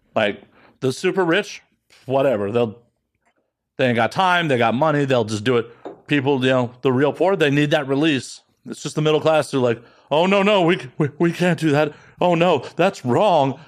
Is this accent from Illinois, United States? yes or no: yes; Chicago, Illinois, United States; I grew up in the north side of Chicago